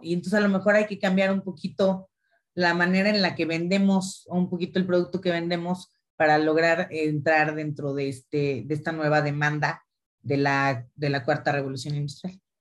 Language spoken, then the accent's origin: Spanish; Mexico; yo también soy mexicana